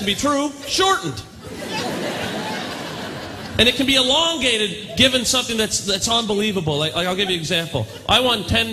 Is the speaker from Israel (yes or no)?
no; Pictou, Nova Scotia, Canada; now in Toronto, Canada; growing up here